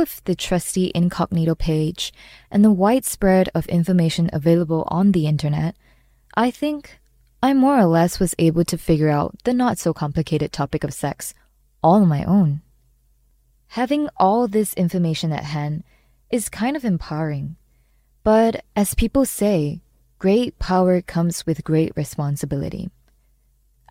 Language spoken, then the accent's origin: English; Malaysia; Growing up in Malaysia